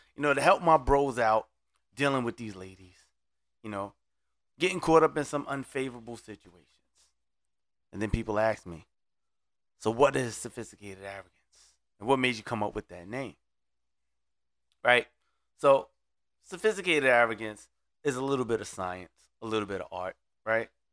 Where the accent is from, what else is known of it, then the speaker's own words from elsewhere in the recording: Brooklyn, New York, United States; now in Orlando, United States; I'm originally from Brooklyn